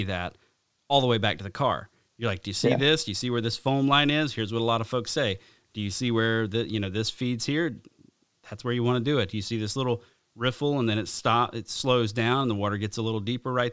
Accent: the South, Alabama, United States; growing up in the South

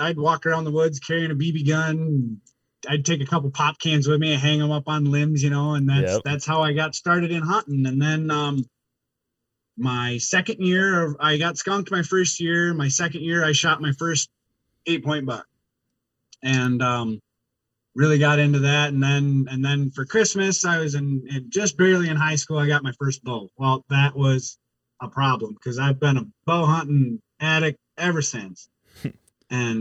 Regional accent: Wisconsin, United States; I born and raised in Wisconsin

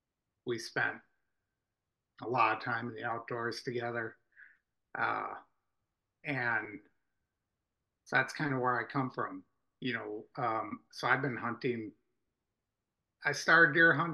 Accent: Pewaukee, Wisconsin, United States; I'm from Waukesha County. I was born and raised in Pewaukee on a small farm

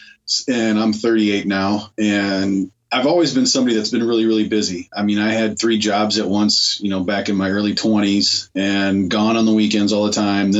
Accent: Minnesota, United States; I'm from Minnesota. I live right in the Minneapolis area

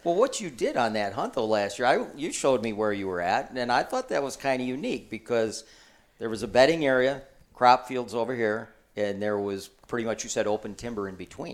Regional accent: Michigan, United States; I'm from Michigan

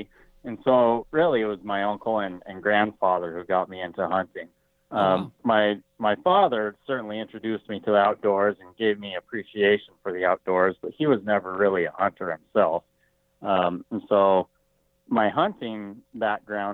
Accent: Colorado, United States; also born or lived in Montana; now in Billings, United States; I was born in Colorado, lived at St. Mary's Glacier, just above Idaho Springs there

